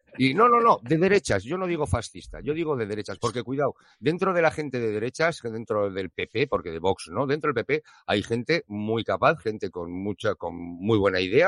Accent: Basque Country, Spain; soy vasco

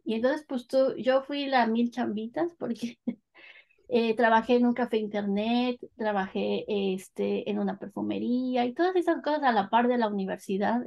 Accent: northern State of Mexico, Mexico; moved away as an adult; also born or lived in London, United Kingdom; now in Coventry, United Kingdom; yo soy del Estado de México, pero cuando digo Estado de México, del norte del Estado de México

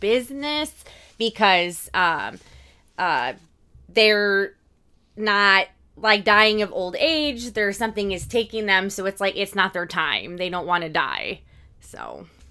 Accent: Indiana, United States; we're from Indiana

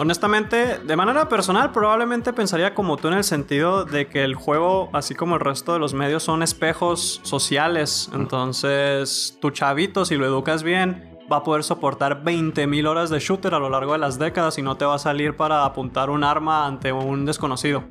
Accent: Mexico; nosotros mexas

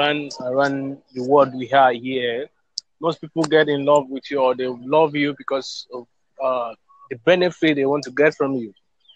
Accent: Nigeria; I'm from Nigeria.

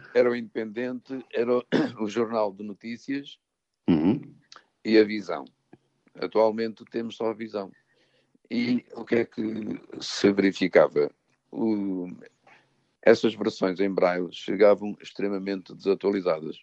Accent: São João da Pesqueira, Norte, Portugal; now in Lisbon, Portugal; nasci em Ervedosa do Douro, o conselho é que é São João da Pesqueira

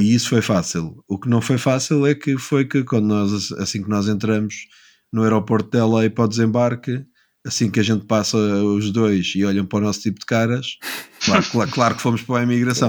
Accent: Lisbon, Portugal; also born or lived in New York; minha cidade natal de Lisboa

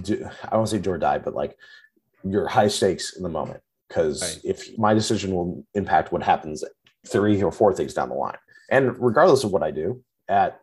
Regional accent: Orange County, California, United States; also born or lived in Seattle; I'm from the Orange County area in California

